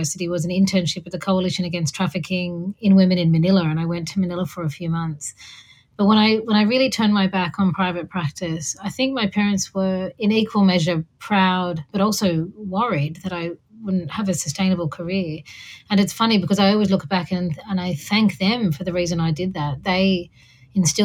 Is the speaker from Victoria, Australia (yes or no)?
no; Sydney, New South Wales, Australia; I was born and raised in Sydney to migrant parents.